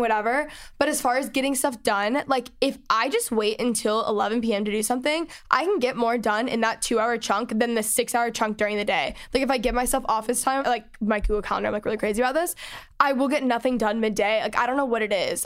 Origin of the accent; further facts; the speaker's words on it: Texas, United States; now in Los Angeles, United States; I grew up in Texas, and I live in L